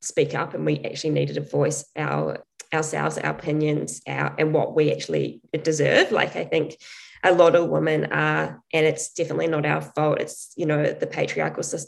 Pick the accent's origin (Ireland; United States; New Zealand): New Zealand; growing up in New Zealand as a female athlete in a sport like athletics, which has very little support